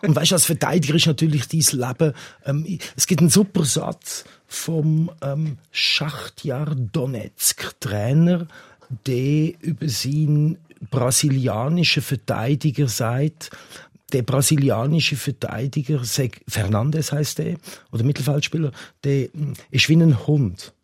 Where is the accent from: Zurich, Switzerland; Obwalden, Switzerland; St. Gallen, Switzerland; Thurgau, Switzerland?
Zurich, Switzerland; also born or lived in England (nationality); Ich bin da in der Nähe auch aufgewachsen